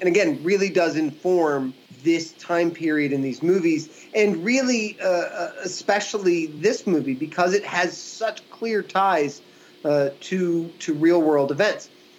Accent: Williamsburg, Virginia, United States; my hometown of Williamsburg, Virginia, between 1986 and 1989 when I was living there.

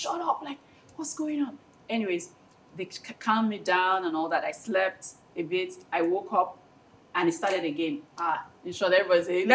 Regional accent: Delta, Nigeria; moved away; I'm from Delta State

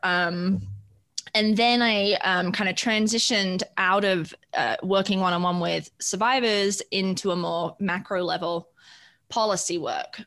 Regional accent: United Kingdom; moved away as an adult; now in Colorado, United States; I hail from the United Kingdom. I came here for my higher for my higher ed degree. Um, to the great state of Colorado, which is where I've been since 2003, currently living south of Denver.

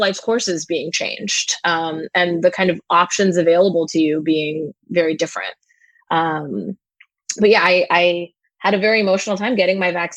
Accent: India; now in Brooklyn, United States; I was born in India

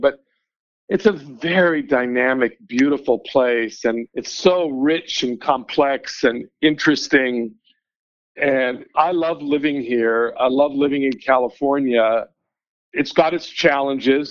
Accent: Vancouver, British Columbia, Canada; now in Denver, United States; I grew up in Vancouver

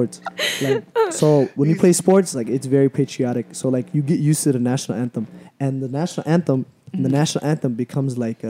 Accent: United States; I'm American.

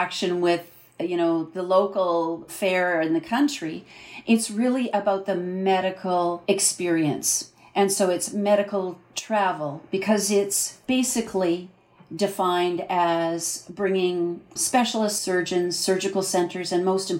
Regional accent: Canada; I'm a Canadian entrepreneur

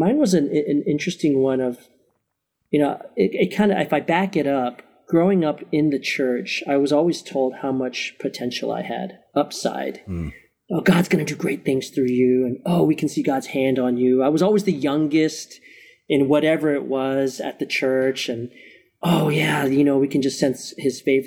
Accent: Maryland, United States; moved away as an adult; also born or lived in Chicago, Illinois; I'm actually originally from Maryland, but my wife and I said we became adults in Chicago for eight years. And then we came back 9 years ago

